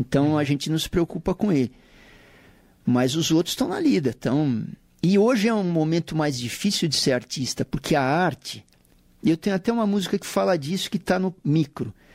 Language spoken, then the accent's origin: Portuguese; São Paulo, Brazil; Paulistano da Gema, na extinta maternidade de São Paulo